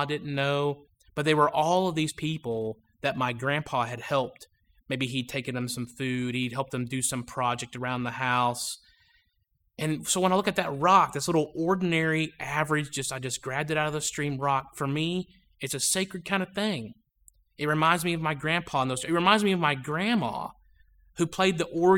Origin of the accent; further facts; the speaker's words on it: Georgia, United States; I was growing up in Georgia, and anybody related to me lives either in Ohio or Pennsylvania